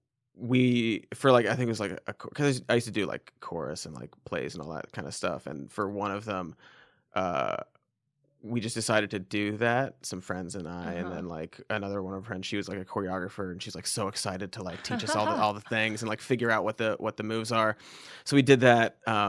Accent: Cincinnati, Ohio, United States; I grew up in Ohio. I was in Cincinnati, Ohio.

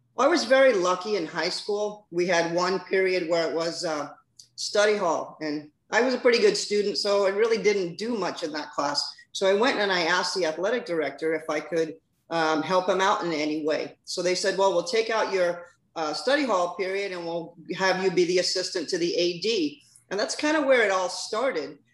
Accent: Weehawken, New Jersey, United States; moved away as an adult; also born or lived in Billings, Montana; now in Florida, United States; I'm originally from Weehawken, New Jersey. Uh, went to school there.

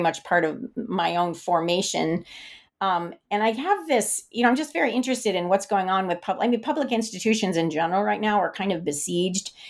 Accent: the West, United States; I grew up in the West

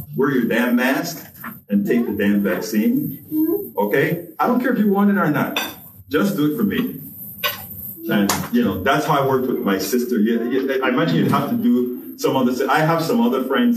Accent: Panama; now in United States; I'm an immigrant. I'm from Panama.

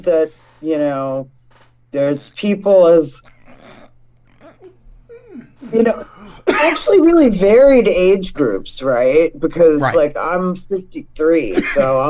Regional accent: New York City, New York, United States; Nate and I grew up in Brooklyn

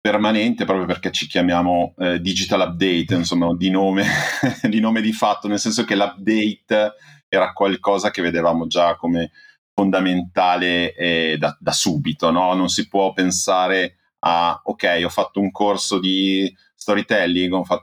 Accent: Emilia-Romagna, Italy; Eh, io sono emiliano e abito, diciamo, tra Modena e Bologna, nella campagna emiliana.

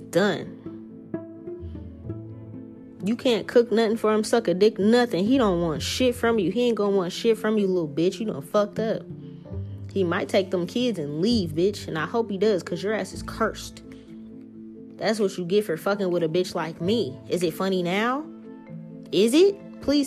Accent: New Orleans, Louisiana, United States; moved away; I'm from New Orleans

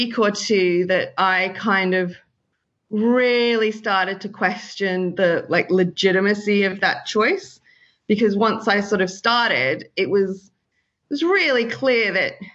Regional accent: Sydney, New South Wales, Australia; moved away as an adult; now in London, United Kingdom; I'm from Sydney, Australia, and I originally studied a BA in communications about 10 years ago

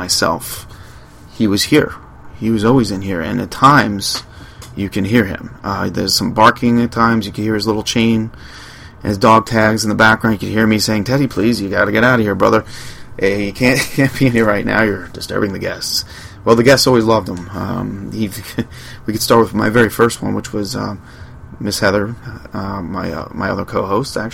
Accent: Long Island, New York, United States; I'm from Long Island. Grew up with beaches

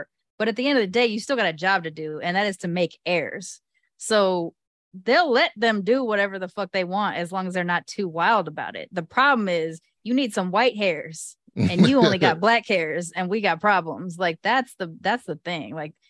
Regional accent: United Kingdom; I'm British. Or at least partially.

